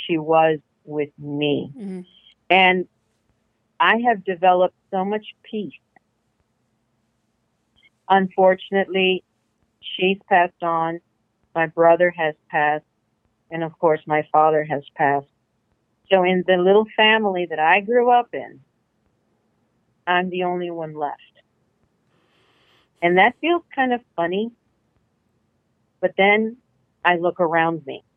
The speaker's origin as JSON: {"language": "English", "town": "Corpus Christi", "region": "Texas", "country": "United States", "tie": "born or raised there", "moved": "as an adult", "lives_now": "The Woodlands, United States"}